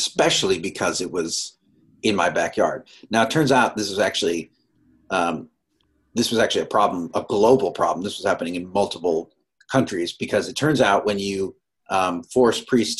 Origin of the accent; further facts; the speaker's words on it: Boston, Massachusetts, United States; I grew up in the Boston area